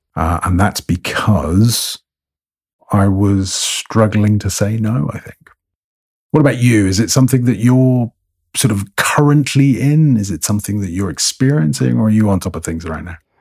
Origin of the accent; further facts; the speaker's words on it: England, United Kingdom; accent: received pronunciation; I sound English. My accent is, uh, fairly middle of the road, received pronunciation, and that's because of my schooling, where I went to school. I was at boarding school